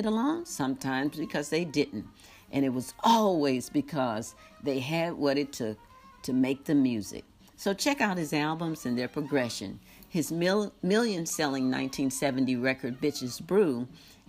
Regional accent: St. Louis, Missouri, United States; I'm from St. Louis

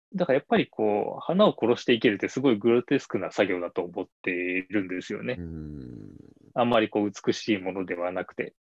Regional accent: Shizuoka, Japan; moved away as an adult; also born or lived in Tokyo; 僕は静岡県で生まれて、うんまあ、あの富士山が見える町で育った

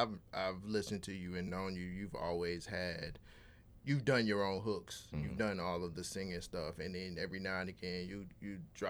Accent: California, United States; moved away; I grew up in California

